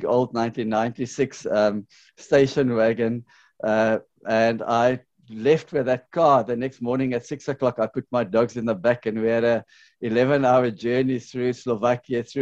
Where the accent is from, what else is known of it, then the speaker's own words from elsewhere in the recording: South Africa; moved away as an adult; also born or lived in Ukraine / Poland; now in Croatia; I don't have a Ukrainian passport, I'm South African, but I'm on Ukrainian temporary residency visa